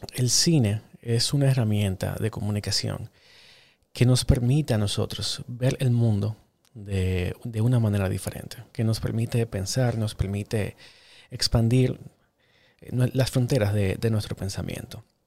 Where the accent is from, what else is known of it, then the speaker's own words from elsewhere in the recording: Dominican Republic; yo soy cineasta dominicano